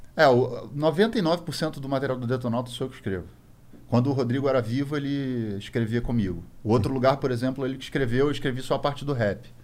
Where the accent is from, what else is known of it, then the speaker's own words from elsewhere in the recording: Rio de Janeiro, Brazil; a gente é do Rio de Janeiro